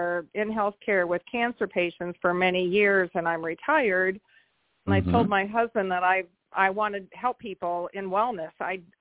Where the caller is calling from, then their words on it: Iowa, United States; from Iowa.